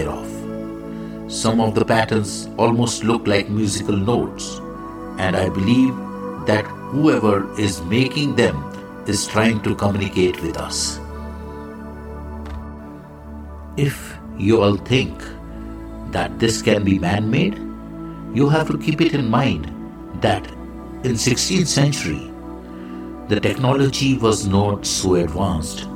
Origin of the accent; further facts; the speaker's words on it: India; I am the Indian monk